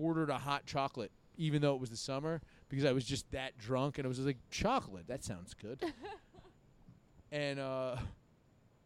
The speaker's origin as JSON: {"language": "English", "region": "New York", "country": "United States", "said": "I'm from New York"}